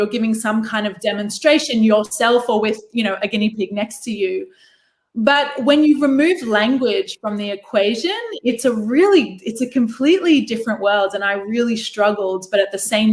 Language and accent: English; Australia; moved away; I grew up in Australia